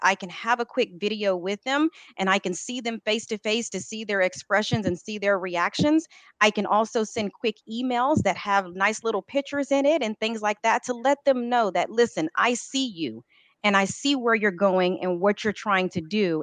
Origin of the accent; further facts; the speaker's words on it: Texas, United States; I am born and raised and grew in Texas. I will tell you because I have been here all my life